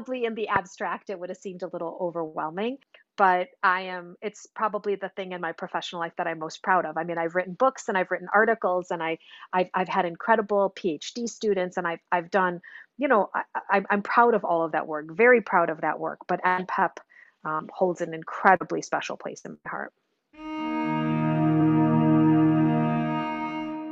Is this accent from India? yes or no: no; Chicago, Illinois, United States; I grew up in Chicago